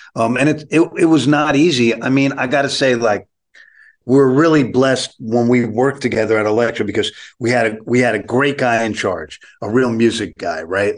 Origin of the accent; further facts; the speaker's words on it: New York City, New York, United States; I, I grew up on the Lower East Side of Manhattan.